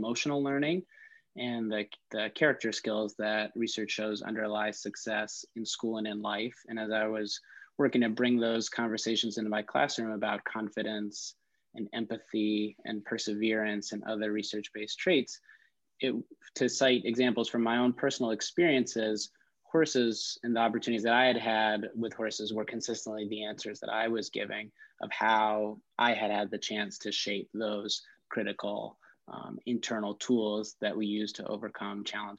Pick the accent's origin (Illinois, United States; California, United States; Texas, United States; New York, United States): New York, United States; Westchester County; moved away as an adult; now in Detroit, United States; I grew up in Westchester County, the well-off suburbs of New York City